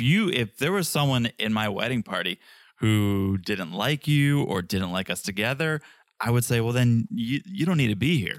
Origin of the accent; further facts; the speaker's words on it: United States; I'm an American